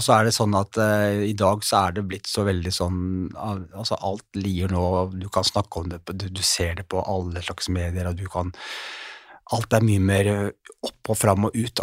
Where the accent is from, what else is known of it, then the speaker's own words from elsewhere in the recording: Oslo, Norway; Jeg er oppvokst eh, her i Oslo